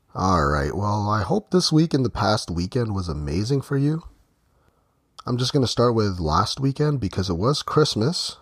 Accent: Ontario, Canada; in Ontario, Canada, which is where I'm from

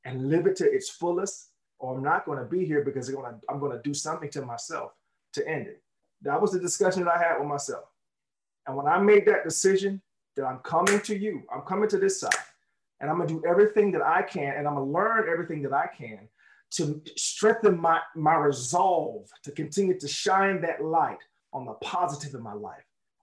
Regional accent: Jacksonville, Florida, United States; where I grew up in Jacksonville, Florida

